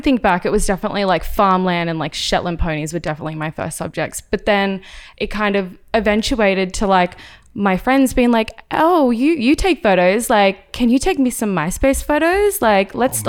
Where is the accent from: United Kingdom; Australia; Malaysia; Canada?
Australia; moved away as an adult; now in Los Angeles, United States; So a lot of people think I'm British or they think I'm from New Zealand, but I'm actually Australian. I moved out here about 5 years ago.